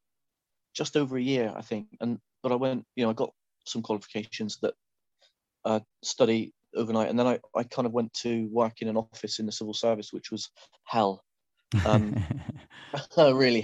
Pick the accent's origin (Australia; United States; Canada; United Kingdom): United Kingdom; Saltash, South West England; now in Wales, United Kingdom; I grew up in a very small town called Saltash in Cornwall